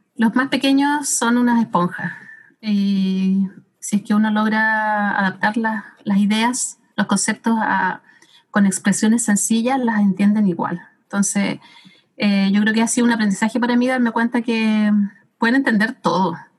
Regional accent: Santiago, Santiago Metropolitan Region, Chile; now in Temuco, Chile; acá en Temuco, como antes era de Santiago

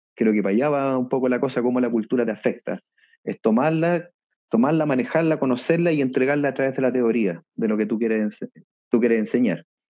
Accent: Viña del Mar, Valparaíso, Chile; moved away as an adult; also born or lived in Chiloé / Puerto Montt; yo soy oriundo de Viña del Mar

